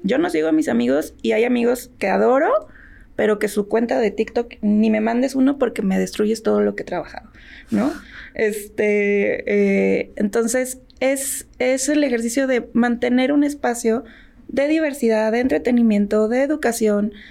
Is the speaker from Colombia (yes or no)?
no; Tamaulipas, Mexico; Yo soy de la frontera, yo nací en Tamaulipas